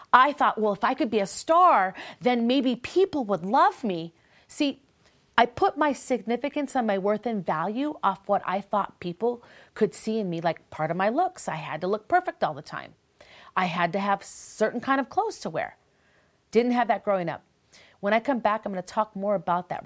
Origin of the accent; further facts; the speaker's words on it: Minneapolis, Minnesota, United States; I come from Minneapolis